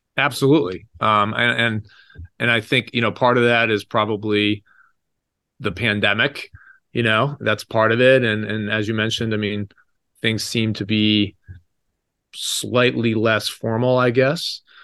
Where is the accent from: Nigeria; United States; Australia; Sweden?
United States; growing up in America